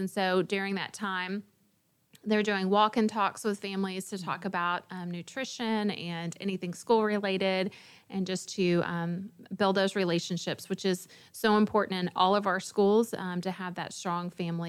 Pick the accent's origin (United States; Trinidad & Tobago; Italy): United States; the South; we are from the South